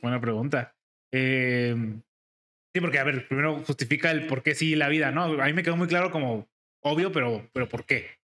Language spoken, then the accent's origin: Spanish; Guadalajara, Jalisco, Mexico; Nosotros somos de aquí de Guadalajara